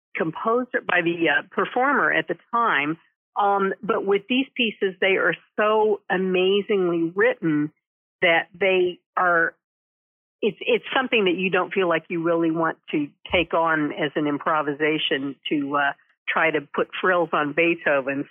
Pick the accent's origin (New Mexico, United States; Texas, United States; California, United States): Texas, United States; Denton; moved away as an adult; also born or lived in New Haven, Connecticut / New York City / Washington, D.C.; I'm a native Texan, um, and I grew up in Denton